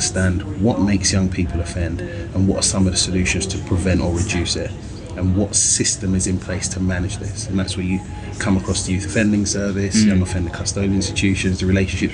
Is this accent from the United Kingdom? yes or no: yes; London, United Kingdom; I grew up in London